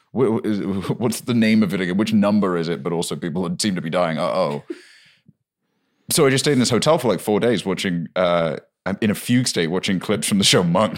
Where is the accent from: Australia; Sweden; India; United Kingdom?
United Kingdom; moved away; we moved in and it was near my hometown